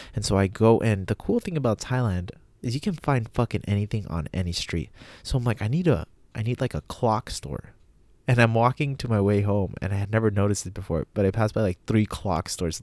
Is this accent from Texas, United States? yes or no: yes; El Paso, Texas, United States; El Paso, Texas, which is where I always leave from, my hometown